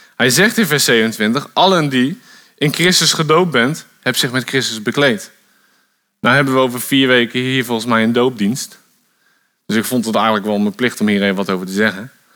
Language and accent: Dutch; Bodegraven, South Holland, Netherlands; moved away as an adult; also born or lived in Gouda; now in Wolvega, Netherlands; Ik ben, ehm, geboren in Gouda, vlakbij Rotterdam. Ik ben daar opgegroeid in Bodegraven.